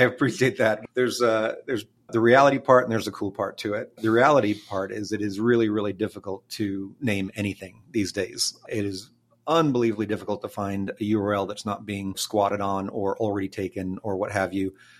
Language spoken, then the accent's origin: English; Austin, Texas, United States; I grew up in Tarrytown and Clarksville, a couple of pretty central neighborhoods around here